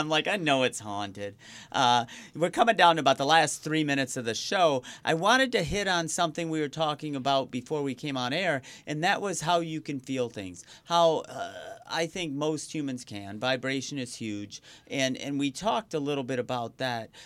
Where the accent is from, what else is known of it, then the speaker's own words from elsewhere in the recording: Riverview, Michigan, United States; also born or lived in Wyandotte, Michigan; growing up in Riverview, which we actually shared the zip code with mm-hmm. Wyandotte